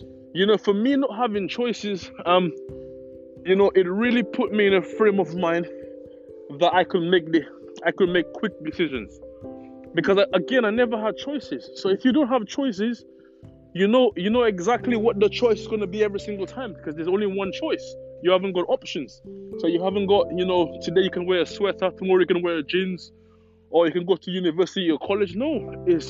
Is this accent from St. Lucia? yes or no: yes; St. Lucia; moved away as an adult; now in United Kingdom; I was born in the Caribbean. I was born in St. Lucia, to be exact.